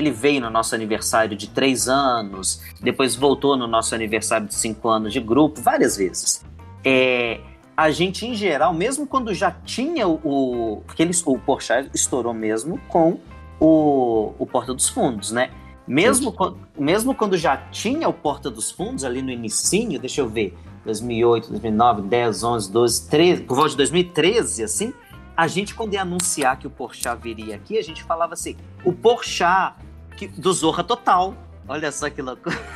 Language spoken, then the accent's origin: Portuguese; Belo Horizonte, Minas Gerais, Brazil; Então, Minas Gerais, né? Eu sou de Belo Horizonte.